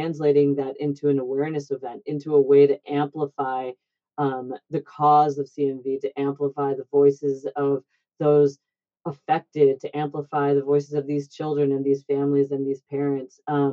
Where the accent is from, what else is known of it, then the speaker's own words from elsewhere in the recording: Michigan, United States; now in Boston, United States; I'm from Michigan, obviously, so is my brother, and my husband is as well.